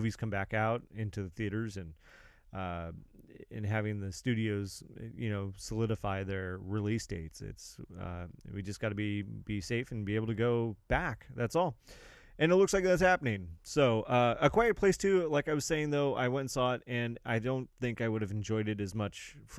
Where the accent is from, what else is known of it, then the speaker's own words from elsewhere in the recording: Santa Barbara County, California, United States; now in San Luis Obispo County, United States; I was born in Santa Barbara County.